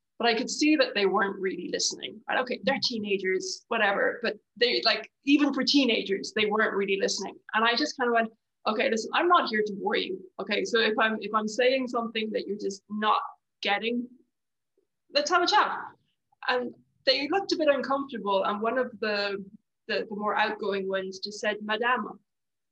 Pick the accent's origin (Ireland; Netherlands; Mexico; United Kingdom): Ireland; now in France; I'm Irish in France